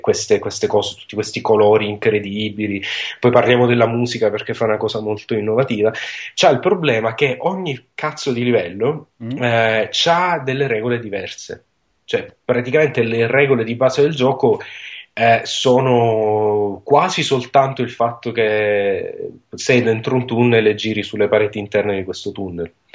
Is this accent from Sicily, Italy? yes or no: yes; Sicily, Italy; sono siciliano